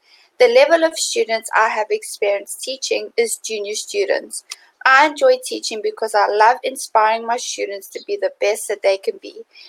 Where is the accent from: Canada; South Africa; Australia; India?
South Africa; I'm 28 years old and I'm from South Africa.